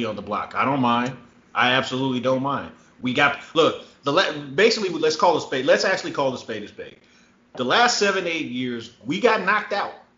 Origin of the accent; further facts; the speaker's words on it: Los Angeles, California, United States; I grew up in the Los Angeles area, all, you know, in and around